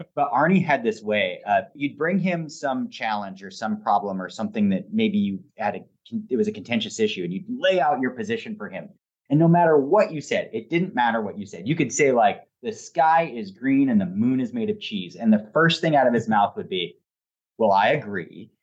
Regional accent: Portland, Oregon, United States; I grew up about three blocks from here.

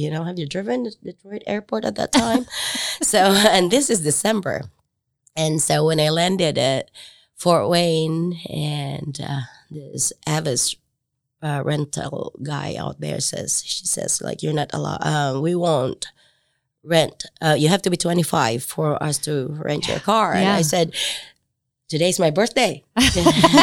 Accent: southern Philippines, Philippines; moved away as an adult; also born or lived in Huntington, Indiana; now in Marion, United States; I was raised Methodist in the Philippines

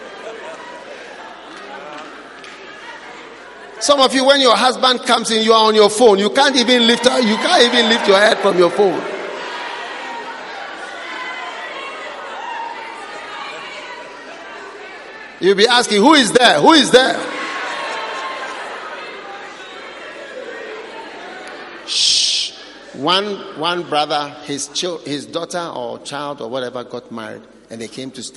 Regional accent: Ghana; me as a Ghanaian

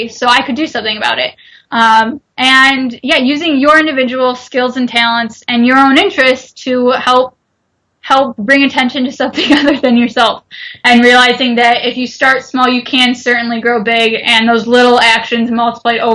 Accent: United States; I'm an American consumer

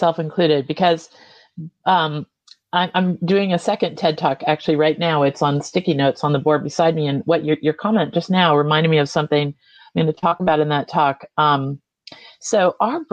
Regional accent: United States; also born or lived in Vermont, United States; we Americans

